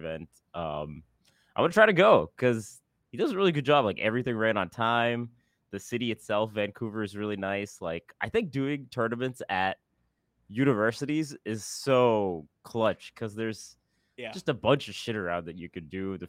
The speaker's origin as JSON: {"language": "English", "country": "Singapore", "tie": "born or raised there", "also_born_or_lived": "Seattle", "moved": "as an adult", "said": "I grew up in Singapore"}